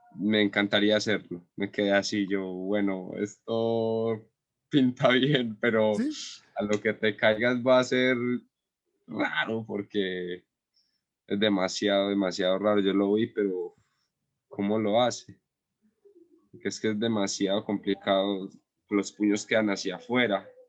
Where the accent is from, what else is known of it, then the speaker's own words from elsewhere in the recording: Andes, Antioquia, Colombia; es acá en mi pueblo, en Andes